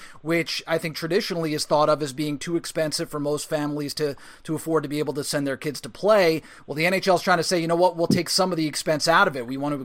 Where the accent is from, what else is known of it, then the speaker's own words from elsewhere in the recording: New Jersey, United States; I'm from New Jersey. I grew up there